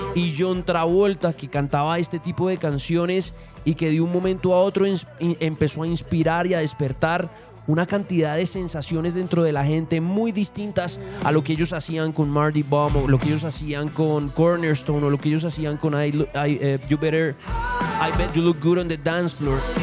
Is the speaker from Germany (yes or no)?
no; Colombia; vengo desde Colombia